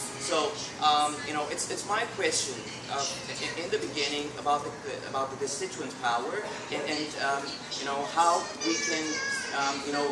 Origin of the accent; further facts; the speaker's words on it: Iran; I'm from Iran